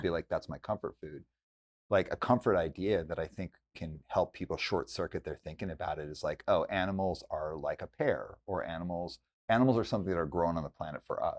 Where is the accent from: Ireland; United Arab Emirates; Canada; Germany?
Canada; Calgary, Alberta; now in Vancouver, Canada; I grew up in Calgary, Alberta